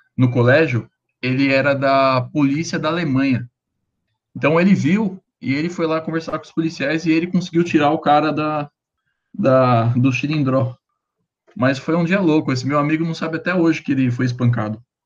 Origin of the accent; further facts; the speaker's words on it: Brazil; eu sou brasileiro